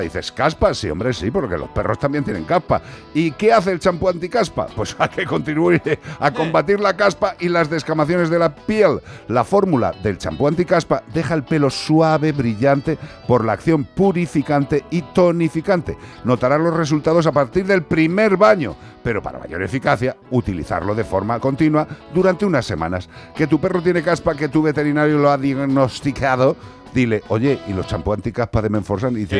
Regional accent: Spain; como español

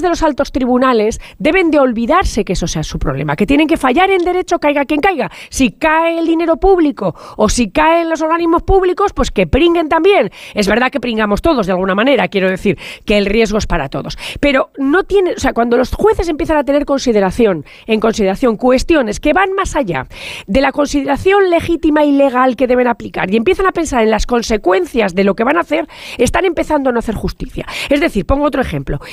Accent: La Rioja, Spain; yo soy riojana

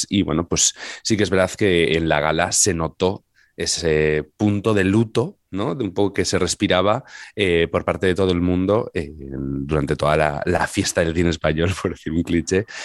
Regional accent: Navarre, Spain; Pues mm, con muchísimas ganas de ver Irati, que bueno, pues sale mi tierra, entonces pues muchas ganas de verla, la verdad.

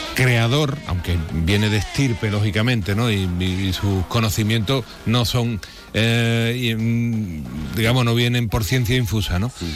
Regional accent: Spain; somos españoles

